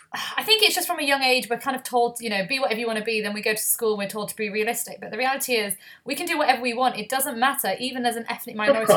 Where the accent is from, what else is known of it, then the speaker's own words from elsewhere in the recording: Leeds, Yorkshire and the Humber, United Kingdom; moved away; I'm actually originally from Leeds. I'm from Harpz's ends, as I would say.